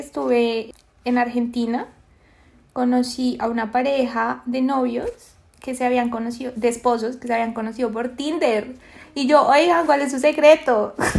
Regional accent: Bogotá, Colombia; moved away as an adult; now in Lima, Peru; yo vivo en Lima, Perú en este momento, pero soy de Colombia, soy bogotana, rolísima de corazón

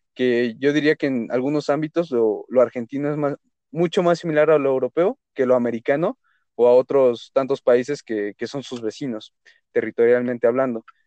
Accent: Mexico; nos asumimos como mexicanos

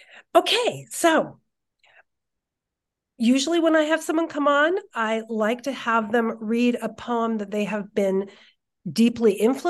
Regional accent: Santa Cruz, California, United States; because I grew up in Santa Cruz too.

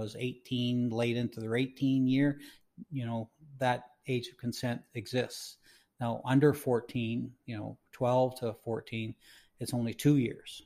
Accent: Canada

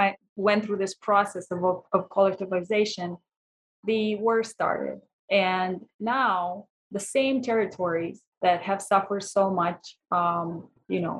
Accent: Romania; I am actually from Romania.

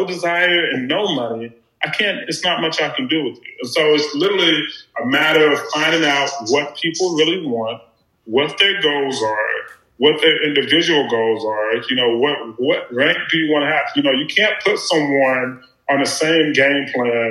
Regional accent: Beattyville, Kentucky, United States; growing up in Beattyville, Lee County, we didn't have a lot of resources

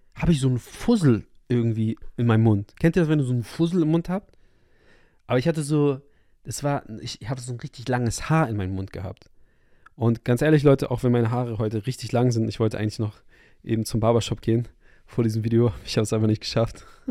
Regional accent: Hamburg, Germany; moved away; zurück in meine Heimatstadt in Hamburg

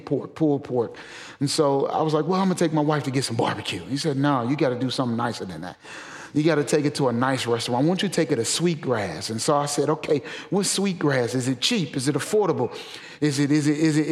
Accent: St. Louis, Missouri, United States; moved away as an adult; now in Memphis, United States; I'm originally from St. Louis

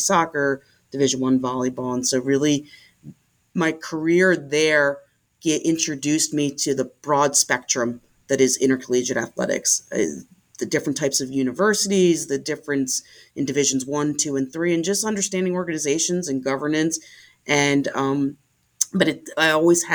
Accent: Philadelphia, Pennsylvania, United States; I'm a Philadelphia native. I was born in West Mount Airy and grew up in West Mount Airy

